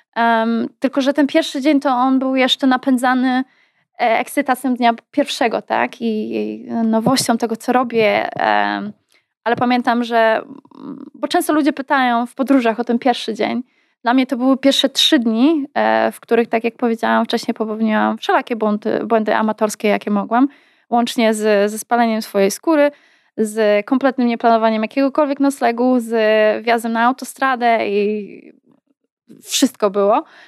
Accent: Poland; moved away as an adult; also born or lived in United States; Z jednej strony byłam Polką, z drugiej strony nie czułam się już Polką.

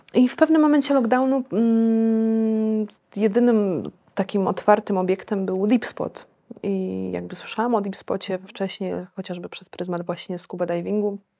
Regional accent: Warsaw, Masovian Voivodeship, Poland; moved away as an adult; also born or lived in India; jestem z Warszawy

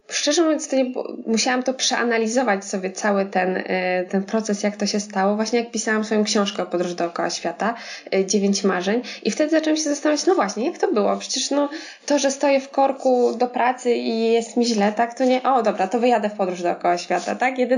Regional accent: Warsaw, Masovian Voivodeship, Poland; No nie wiem, nie pochodzę z Brodnicy, tak? Nie, nie, z Warszawy, więc to przejście przez studia, przez jakąś tam drogę zawodową, to wszystko wymagało czasu

